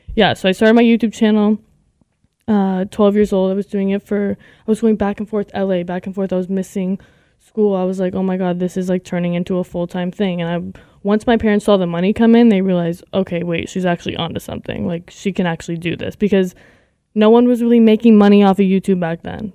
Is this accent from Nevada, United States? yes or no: yes; Las Vegas, Nevada, United States; I'm from Las Vegas, Nevada.